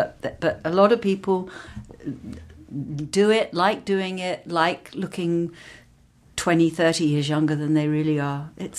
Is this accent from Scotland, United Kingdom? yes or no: no; London, United Kingdom; because I grew up in London and worked in London and this was where everything for me was happening.